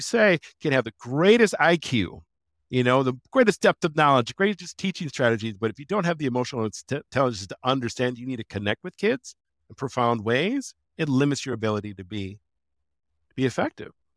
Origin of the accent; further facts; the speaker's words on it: Wisconsin, United States; I grew up in Wisconsin